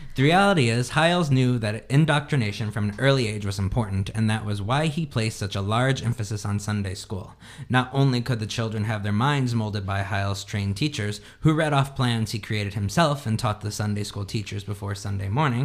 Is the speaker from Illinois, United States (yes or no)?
no; Indiana, United States; moved away; we grew up like in Indiana